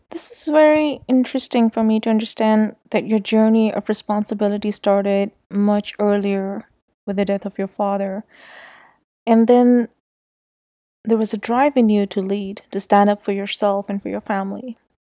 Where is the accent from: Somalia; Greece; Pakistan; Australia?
Pakistan; Islamabad, Islamabad Capital Territory; I grew up in Islamabad